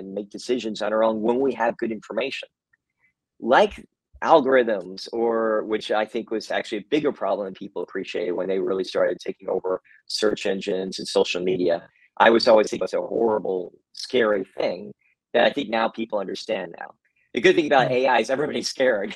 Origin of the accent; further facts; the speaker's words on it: Kentucky, United States; now in San Francisco, United States; Actually, I'm from Kentucky originally